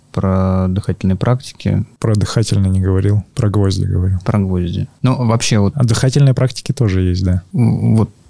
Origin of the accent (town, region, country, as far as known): Barnaul, Altai Krai, Russia